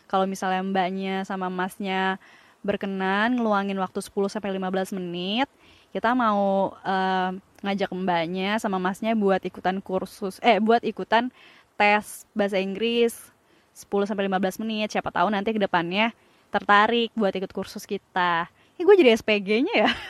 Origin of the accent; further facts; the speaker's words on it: Padang, West Sumatra, Indonesia; Karena karena gue orang Padang.